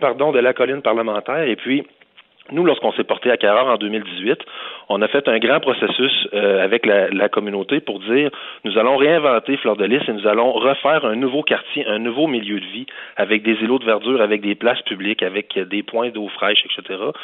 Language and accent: French; Quebec City, Quebec, Canada; Je suis originaire de Beauport. Mes parents y habitent encore